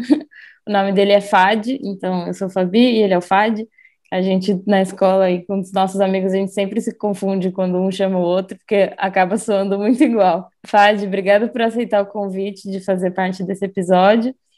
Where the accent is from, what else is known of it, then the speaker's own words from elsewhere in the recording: Foz do Iguaçu, Paraná, Brazil; a gente cresceu em Foz